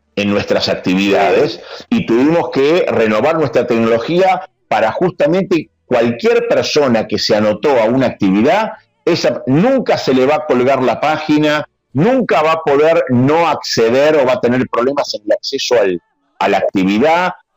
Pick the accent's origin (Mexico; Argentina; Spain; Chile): Argentina; nos caracteriza como argentinos